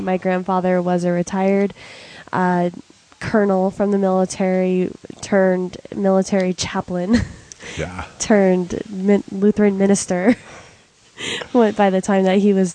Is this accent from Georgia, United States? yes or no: no; Aurora, Colorado, United States; I grew up in Aurora, Colorado. I was born and raised Colorado native.